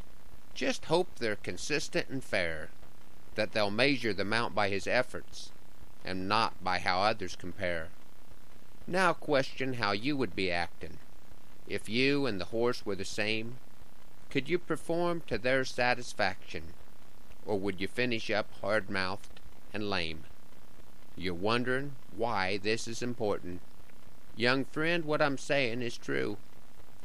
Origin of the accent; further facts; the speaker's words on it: Broken Bow, Nebraska, United States; returning to Broken Bow